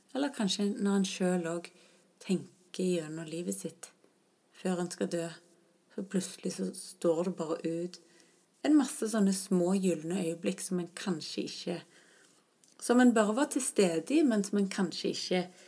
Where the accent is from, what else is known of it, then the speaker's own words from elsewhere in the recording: Stavanger, Rogaland, Norway; rundt Mosvannet i Stavanger, der jeg vokste opp.